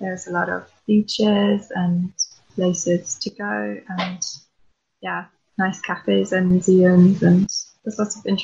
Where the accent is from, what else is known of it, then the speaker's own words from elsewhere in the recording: Germany; also born or lived in Belgium; now in Norway; my father is English and my mother is Finnish, but I grew up in Germany and Belgium and now I live in Norway